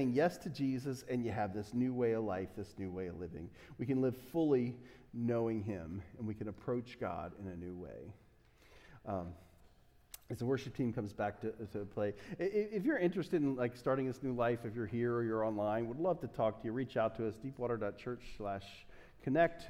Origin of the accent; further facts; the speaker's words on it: United States; I'm such an American